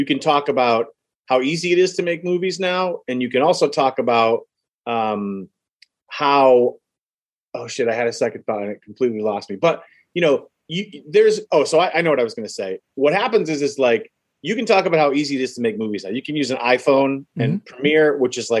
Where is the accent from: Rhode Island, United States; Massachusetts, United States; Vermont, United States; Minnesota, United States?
Massachusetts, United States; where I grew up in Massachusetts, there's a lot of Native American culture.